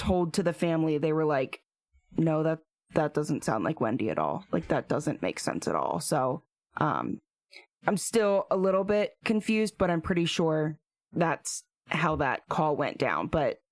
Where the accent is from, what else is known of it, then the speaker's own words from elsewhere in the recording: Perry County, outside Harrisburg, Pennsylvania, United States; I grew up outside of Harrisburg, because if I say Perry County, nobody knows